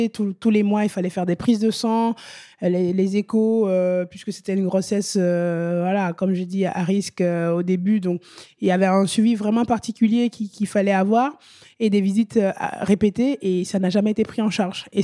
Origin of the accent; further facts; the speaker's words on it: France; quand on revient en France parce que on est français